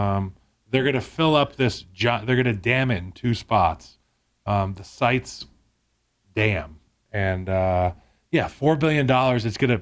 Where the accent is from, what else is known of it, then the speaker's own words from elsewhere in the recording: United States; I'm a big American.